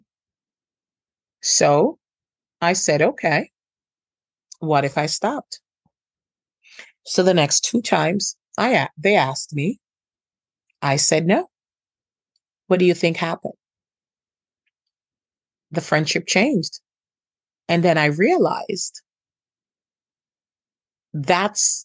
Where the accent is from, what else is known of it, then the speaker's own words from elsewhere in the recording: Jamaica; I'm from Jamaica